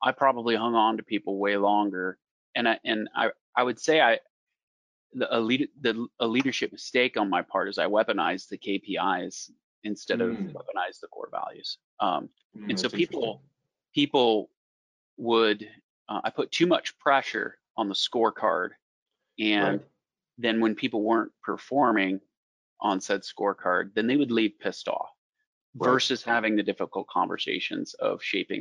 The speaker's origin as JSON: {"language": "English", "region": "Iowa", "country": "United States", "said": "we're from Iowa, Field of Dreams"}